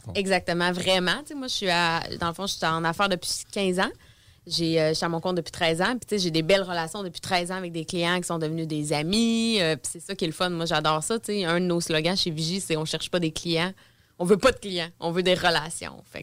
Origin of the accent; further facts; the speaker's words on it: Beauce, Quebec, Canada; moved away as an adult; now in Quebec City, Canada; je viens dans le fond de la Beauce